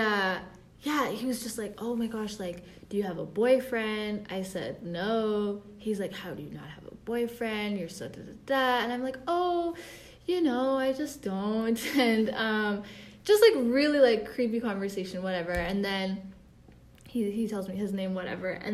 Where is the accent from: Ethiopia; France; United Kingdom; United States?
Ethiopia; I'm Ethiopian